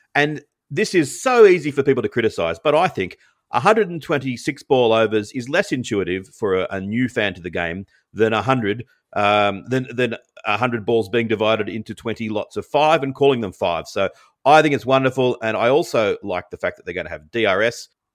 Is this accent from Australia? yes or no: yes; Australia; as an Australian